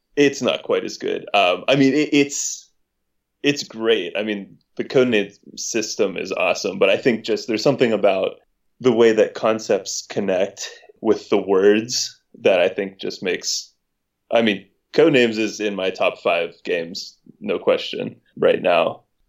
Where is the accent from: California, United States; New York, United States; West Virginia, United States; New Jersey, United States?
West Virginia, United States; moved away